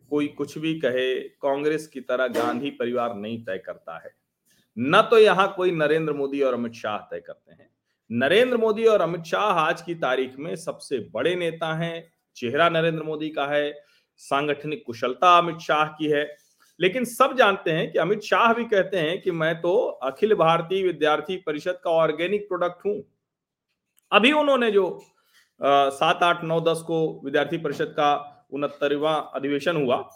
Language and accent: Hindi; Pratapgarh, Uttar Pradesh, India; हमारा भी मूल जिला प्रतापगढ़ ही है